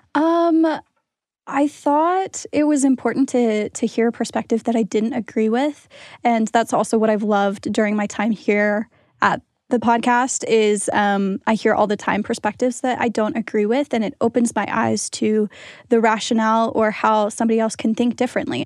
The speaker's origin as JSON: {"language": "English", "region": "Pennsylvania", "country": "United States", "said": "I'm from Pennsylvania"}